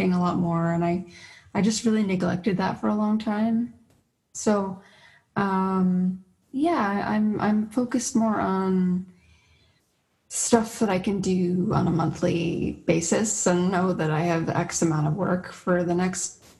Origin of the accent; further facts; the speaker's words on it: Toronto, Ontario, Canada; now in St. Catharines, Canada; I'm from Toronto.